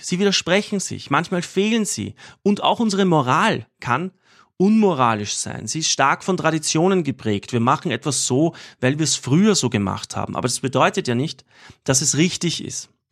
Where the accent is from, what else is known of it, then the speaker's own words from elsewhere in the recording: Austria; als, als Österreicher